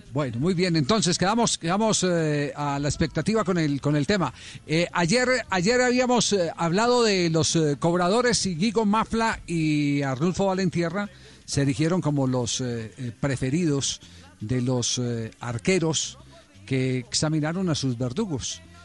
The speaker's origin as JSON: {"language": "Spanish", "town": "Cali", "region": "Valle del Cauca", "country": "Colombia", "tie": "born or raised there", "said": "Acá en mi barrio donde me crié, yo en, en Andrés Anín"}